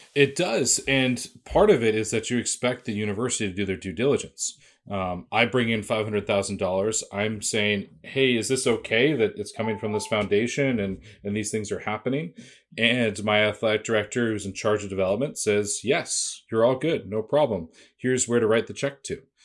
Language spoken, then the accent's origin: English; Boston, Massachusetts, United States; I grew up in Boston